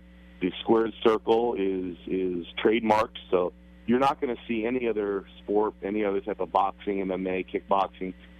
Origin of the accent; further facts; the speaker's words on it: Hunlock Creek, Pennsylvania, United States; I grew up in Hunlock Creek